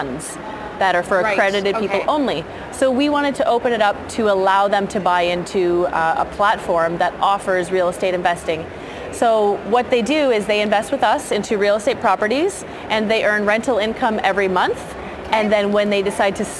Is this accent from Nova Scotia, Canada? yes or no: no; Burlington, Ontario, Canada; moved away as an adult; also born or lived in Australia / United Kingdom; now in Vancouver, Canada; I'm from Burlington, born and raised, went to Waterloo University